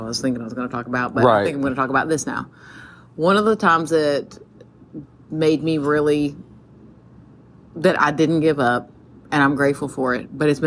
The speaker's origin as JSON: {"language": "English", "region": "Tennessee", "country": "United States", "tie": "born or raised there", "moved": "yes", "said": "I grew up in Tennessee"}